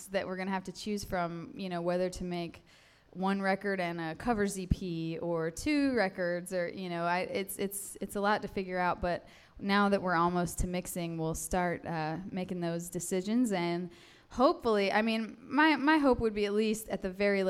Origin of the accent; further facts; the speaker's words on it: North Carolina, United States; I'm from North Carolina